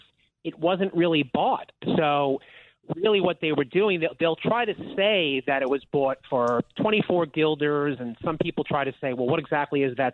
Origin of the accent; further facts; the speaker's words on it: Long Island, New York, United States; I was born and raised on Long Island